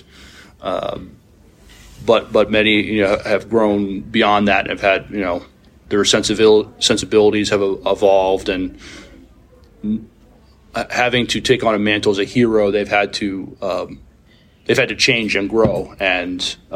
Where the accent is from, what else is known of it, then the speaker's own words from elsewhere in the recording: New York City, New York, United States; I'm a kid from Brooklyn. That's where I was born.